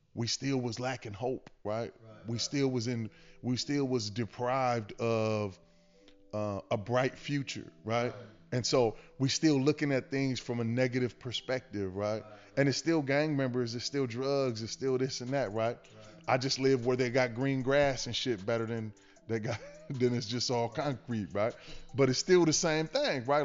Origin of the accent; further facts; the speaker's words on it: Los Angeles, California, United States; I'm from a space called West